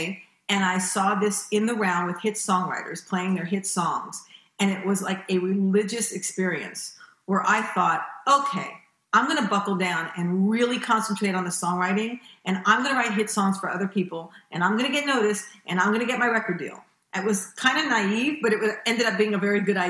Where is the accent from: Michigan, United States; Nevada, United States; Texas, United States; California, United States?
California, United States; Los Angeles; moved away as an adult; also born or lived in New York; I was born in New York and raised in Los Angeles